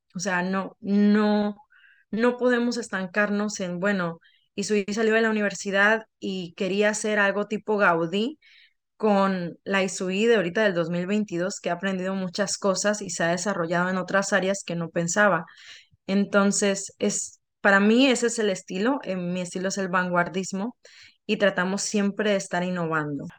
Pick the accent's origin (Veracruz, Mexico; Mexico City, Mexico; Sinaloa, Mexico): Sinaloa, Mexico; moved away; en Sinaloa, de donde yo vengo